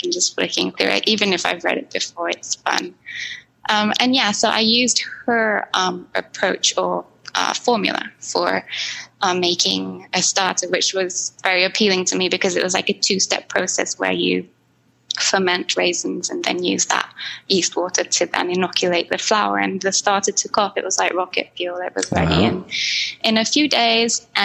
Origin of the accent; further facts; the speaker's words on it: Japan; moved away; I grew up in Japan